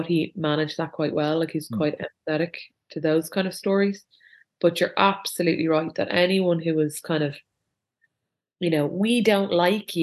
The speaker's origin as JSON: {"language": "English", "town": "Dublin", "region": "Leinster", "country": "Ireland", "said": "I'm from Dublin"}